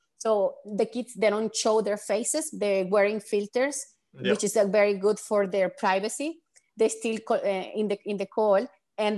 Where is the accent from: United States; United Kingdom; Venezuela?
Venezuela; I'm from Venezuela